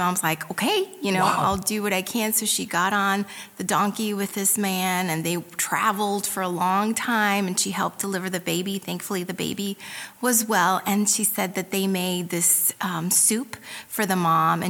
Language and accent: English; Puebla, Mexico; moved away; I'm from Puebla, Mexico, and my mom was from Indiana